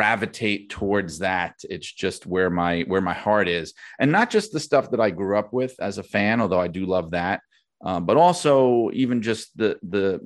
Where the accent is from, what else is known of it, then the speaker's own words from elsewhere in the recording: New York City, New York, United States; I'd been a wrestling fan from when I was a kid growing up in Brooklyn